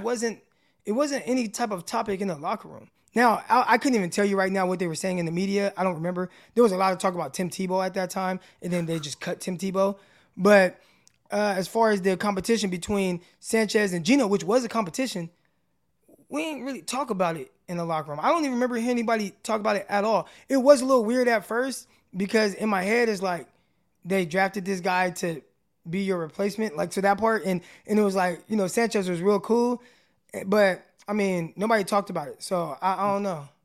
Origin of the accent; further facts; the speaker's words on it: Stockton, California, United States; now in Arkansas, United States; I actually live in Arkansas, but I'm from Stockton.